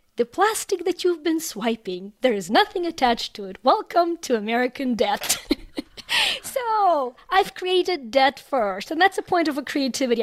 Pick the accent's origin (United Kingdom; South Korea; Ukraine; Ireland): Ukraine; moved away as an adult; now in United States; I was born in Ukraine. I immigrated to the U S about a quarter century ago